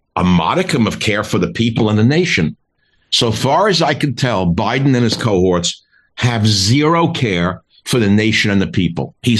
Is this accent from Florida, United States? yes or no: no; New York City, New York, United States; I'm from Queens and I know the shtick because I went to high school in the same area